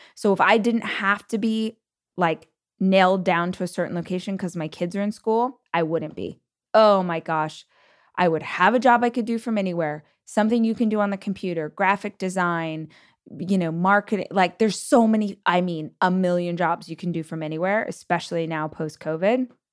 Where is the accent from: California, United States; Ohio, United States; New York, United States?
California, United States; Bakersfield; moved away as an adult; also born or lived in Los Angeles; I did move from my hometown of Bakersfield to Los Angeles, but I lived in the same state for all of those years